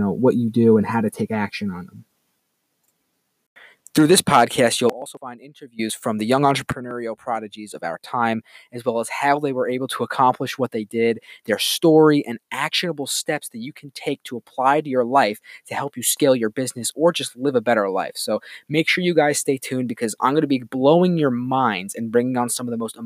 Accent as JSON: {"language": "English", "town": "Hopewell Junction", "region": "New York", "country": "United States", "tie": "born or raised there", "said": "I'm coming to you live from my hometown in Hopewell Junction, New York"}